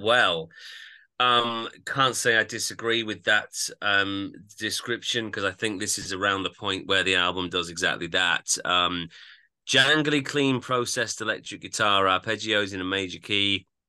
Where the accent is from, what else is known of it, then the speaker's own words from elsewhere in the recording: Yorkshire and the Humber, United Kingdom; I'm from Yorkshire, but I don't particularly sound that Yorkshire.